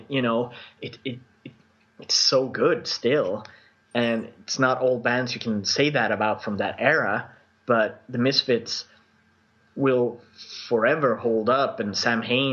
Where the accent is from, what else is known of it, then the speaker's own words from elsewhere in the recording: Sweden; accent: Swedish; English is a second language; my Swedish accent